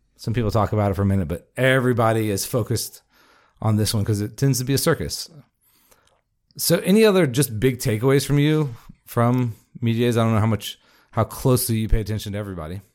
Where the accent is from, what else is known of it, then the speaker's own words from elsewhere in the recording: Jacksonville, Florida, United States; I'm from Jacksonville